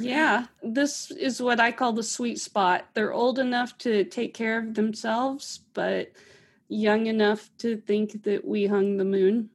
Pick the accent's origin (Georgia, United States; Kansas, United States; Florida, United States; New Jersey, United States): Kansas, United States; Pittsburg; also born or lived in Atlanta; now in Springfield, United States; I grew up in Pittsburgh, Kansas with Melissa